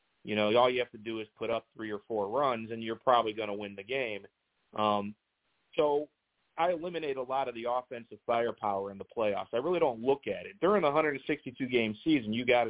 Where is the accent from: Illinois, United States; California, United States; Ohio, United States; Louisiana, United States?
Ohio, United States; Cleveland; now in Tampa Bay, United States; I grew up in Cleveland